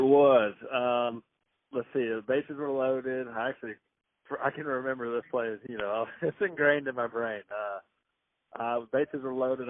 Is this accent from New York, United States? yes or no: no; Athens, Georgia, United States; growing up in Athens